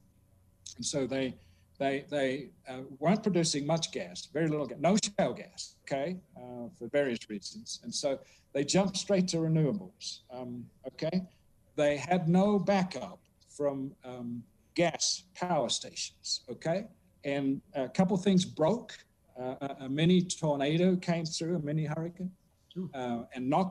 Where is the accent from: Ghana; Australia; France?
Australia; South Australia; moved away; 50 miles from my hometown in South Australia